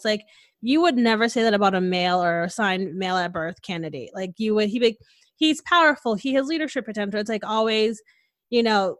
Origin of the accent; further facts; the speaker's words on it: Connecticut, United States; now in Texas, United States; Like I stopped using my accent like after like 6 months of being here. So like, if you don't know me, you don't really know I'm from Connecticut. I don't sound like it anymore.